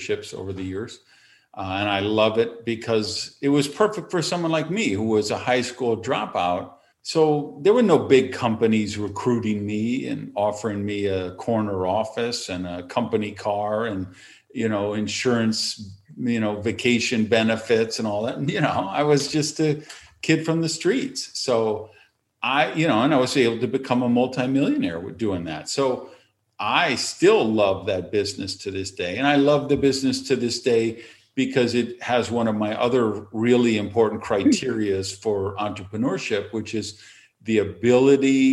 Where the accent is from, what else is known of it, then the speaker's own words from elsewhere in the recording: Madison, Wisconsin, United States; I was delivering the hometown paper